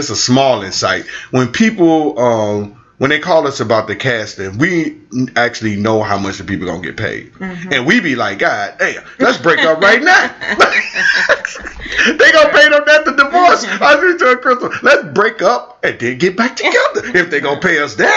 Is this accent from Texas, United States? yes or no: no; St. Louis, Missouri, United States; I'm from St. Louis.